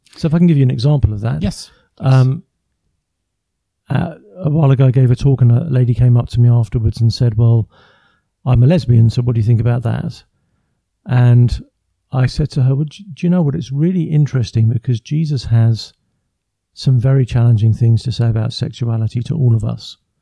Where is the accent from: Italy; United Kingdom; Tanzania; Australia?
United Kingdom; England; first language English; I come from England, so born and raised in England. I live just outside London, near Windsor.